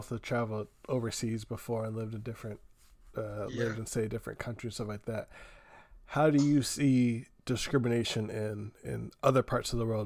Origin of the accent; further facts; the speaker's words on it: United States; You know, I'm American. I, was born and raised in here